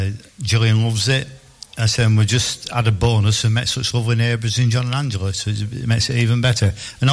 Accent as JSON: {"language": "English", "town": "Burnley", "region": "North West England", "country": "United Kingdom", "said": "I'm from Burnley, referee for the academy."}